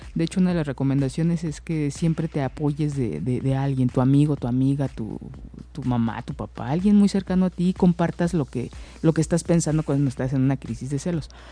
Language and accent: Spanish; Mexico; nosotros como mexicanos